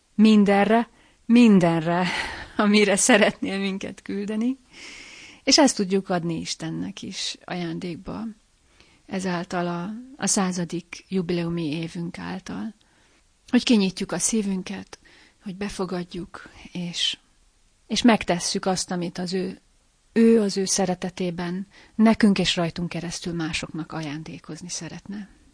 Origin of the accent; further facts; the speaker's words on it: Lábatlan, Komárom-Esztergom, Hungary; A szülővárosomban, lábatlanban